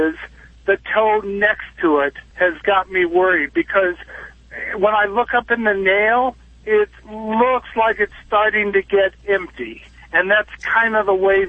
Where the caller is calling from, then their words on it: Nevada, United States; I'm in Nevada. I'm a driver also, and I'm out in the desert